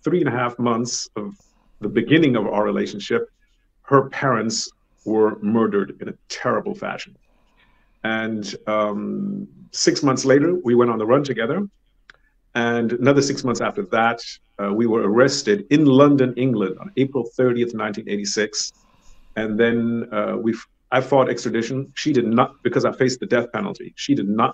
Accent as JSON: {"language": "English", "country": "Germany", "also_born_or_lived": "Thailand / United States / United Kingdom", "moved": "yes", "said": "been living in Germany, my home country"}